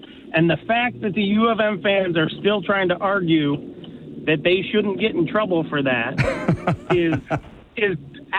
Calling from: DeWitt, Michigan, United States; I'm calling from DeWitt. I'm a Spartan fan

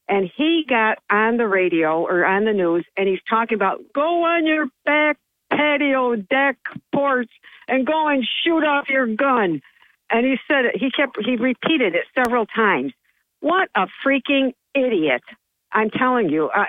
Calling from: Johnson City, New York, United States; uh, bright eyed and bushy tailed up since 5 o'clock, … from Johnson City.

